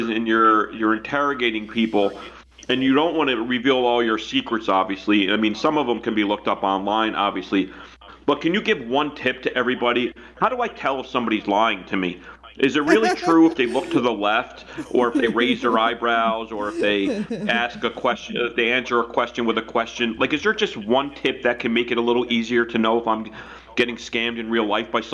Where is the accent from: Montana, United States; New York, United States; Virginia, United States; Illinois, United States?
New York, United States; New York City; as a New Yorker